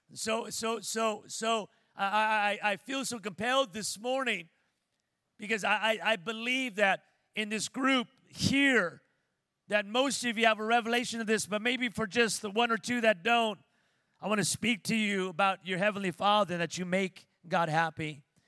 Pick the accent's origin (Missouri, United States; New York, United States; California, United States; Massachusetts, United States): California, United States; Pico Rivera; moved away as an adult; now in Las Vegas, United States; when I was growing up in Pico Rivera, California